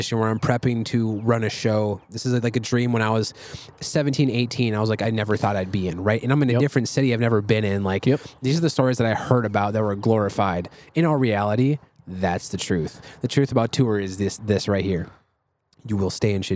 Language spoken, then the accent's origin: English; Prior Lake, Minnesota, United States; Prior Lake, where I'm from